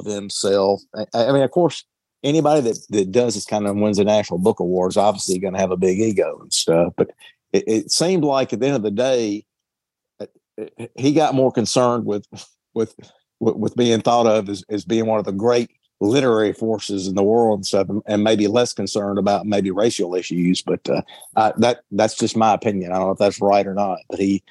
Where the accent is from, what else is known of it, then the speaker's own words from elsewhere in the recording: Deep South, United States; I grew up in the Deep South